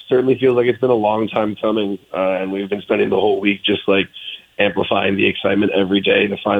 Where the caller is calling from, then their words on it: Los Angeles, California, United States; We are all in L.A. right now, and it's super sunny and nice.